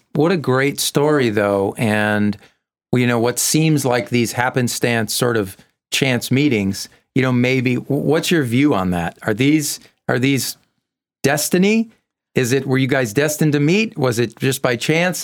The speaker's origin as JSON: {"language": "English", "region": "Massachusetts", "country": "United States", "said": "I'm from Massachusetts"}